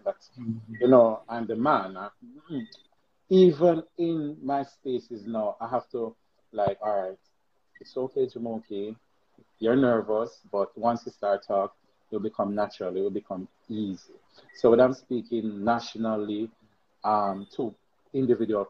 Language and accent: English; Westmoreland, Jamaica; I'm from Westmoreland, rural Westmoreland, poor Westmoreland.